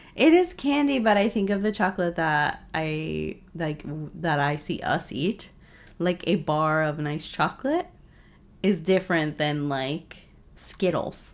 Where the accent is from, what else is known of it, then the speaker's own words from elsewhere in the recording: New England, United States; I grew up in New England.